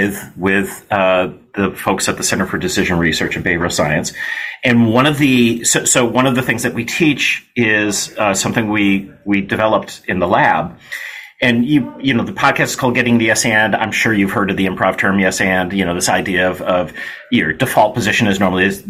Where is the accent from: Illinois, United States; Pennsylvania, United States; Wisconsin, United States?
Illinois, United States; Kenilworth; I grew up in Kenilworth, Illinois, which at that point was one of the wealthiest suburbs in America.